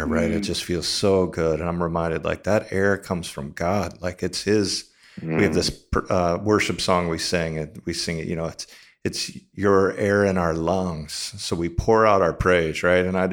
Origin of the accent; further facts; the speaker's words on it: United States; We're American Christians